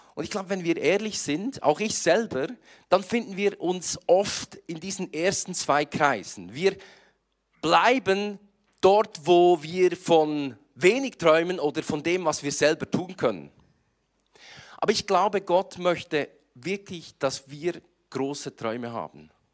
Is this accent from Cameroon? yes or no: no; Switzerland; Ich komme aus der Schweiz und ich versuche heute so hochdeutsch zu sprechen, wie ich kann